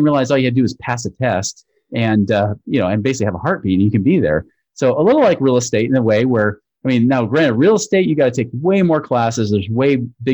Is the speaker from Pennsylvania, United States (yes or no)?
no; Portland, Oregon, United States; moved away as an adult; now in Utah, United States; I'm originally from Portland, Oregon area, but I moved out to Utah about 22 years ago to finish up my schooling